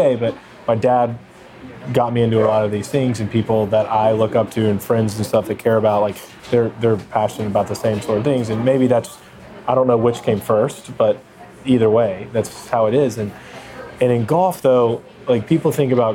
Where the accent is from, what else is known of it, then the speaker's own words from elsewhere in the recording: East Coast, United States; We're on the West Coast, and I'm from the East Coast